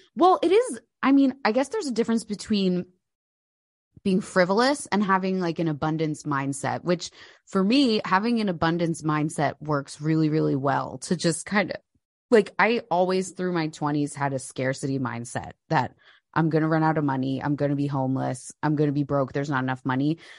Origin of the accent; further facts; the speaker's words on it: New Jersey, United States; moved away as an adult; now in United Kingdom; I'm from New Jersey